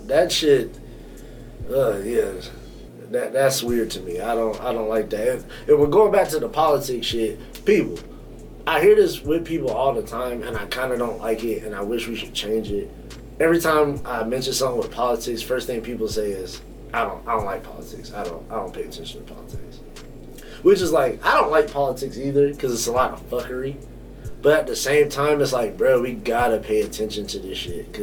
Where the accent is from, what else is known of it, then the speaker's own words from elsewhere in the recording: North Carolina, United States; I'm from North Carolina around real racists